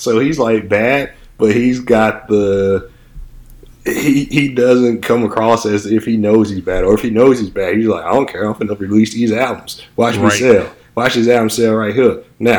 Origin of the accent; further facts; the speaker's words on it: Anniston, Alabama, United States; moved away; also born or lived in Nashville, Tennessee; I was in Nashville longer than I was in Anniston.